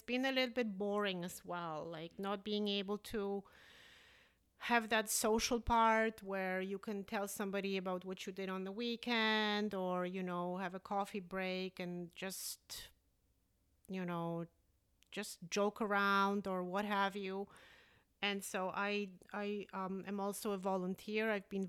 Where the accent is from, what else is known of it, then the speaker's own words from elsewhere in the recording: Prince Rupert, British Columbia, Canada; now in Steveston, Canada; it's like a nicer Prince Rupert. I grew up in Prince Rupert. I have a lot of affection for the town, but it is extremely rainy.